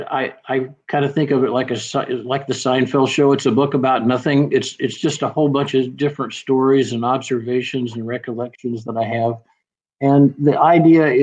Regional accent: Alabama, United States; I was an Alabama boy here

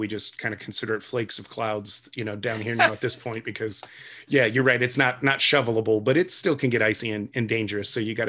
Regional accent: Toledo, Ohio, United States; I prescribe to the relocation and transplant model, where I came from Toledo, Ohio. So a little bit further southeast and a little bit warmer.

